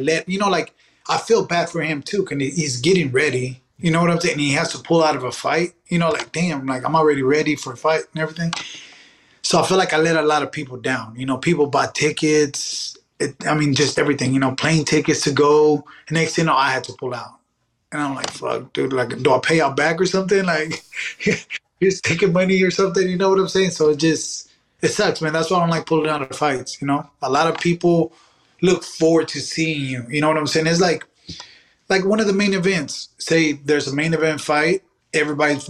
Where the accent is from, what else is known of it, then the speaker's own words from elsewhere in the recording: Dallas, Texas, United States; I was born in Dallas